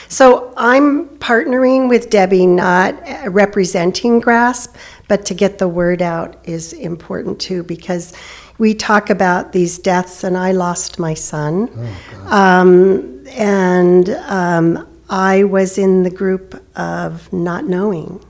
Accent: California, United States; moved away; I'm from California

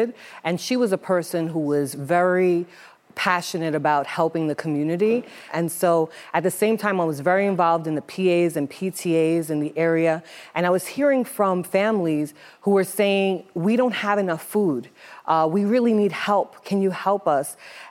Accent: New York City, New York, United States; I loved volunteering from when I was a small child, just growing up in the Bronx

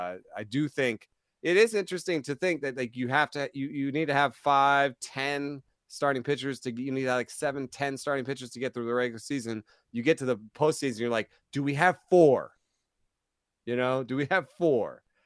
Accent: Atlanta, Georgia, United States; because I was raised in Atlanta, man, and I was there from 86 to 94

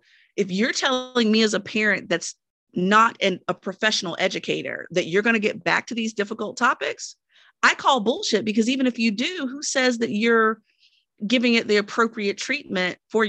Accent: United States; Look, I was born and raised here in the United States, have been Black for all 43 years

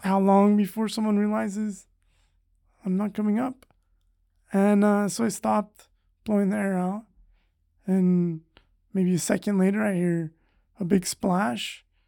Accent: Madera, California, United States; Originally, I'm from, uh, the Central Valley in California

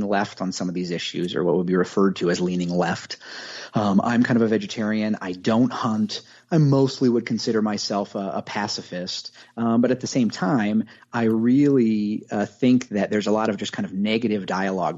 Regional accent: Grundy Center, Iowa, United States; moved away as an adult; also born or lived in Creston, Iowa; now in Colorado Springs, United States; Originally from the Grundy Center area. I was born in a small town called Creston, Iowa, but born and raised there

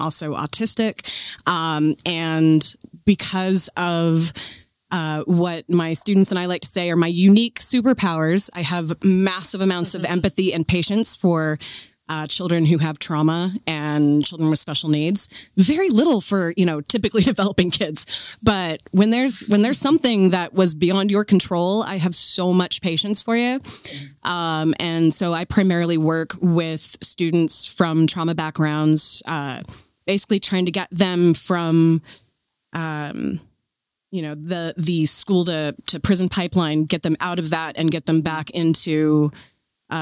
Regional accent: Seattle, Washington, United States; Born and raised in Seattle

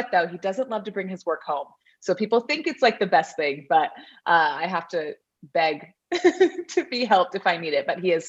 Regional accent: South Carolina, United States; moved away as an adult; also born or lived in Georgia / Salt Lake City / Colorado; now in Montana, United States; I actually went to high school in South Carolina.

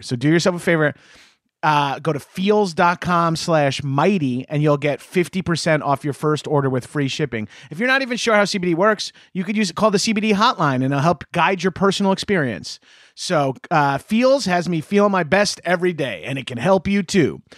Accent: Freeport, New York, United States; also born or lived in Belmore, New York; I grew up in Freeport

